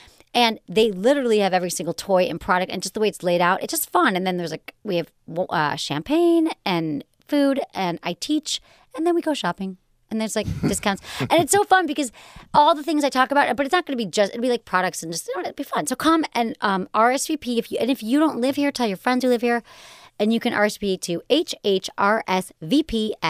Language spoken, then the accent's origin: English; Michigan, United States; Yeah, I'm from Michigan.